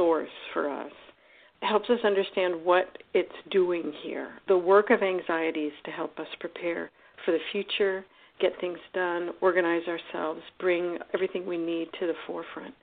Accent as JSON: {"language": "English", "country": "United States"}